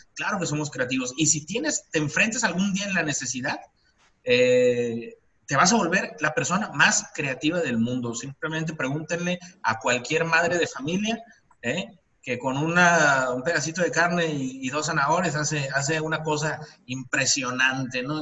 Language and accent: Spanish; Mexico; como mexicanos